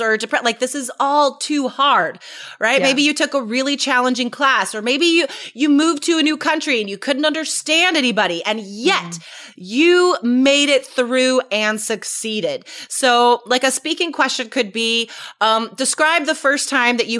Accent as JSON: {"language": "English", "country": "United States", "said": "we're American"}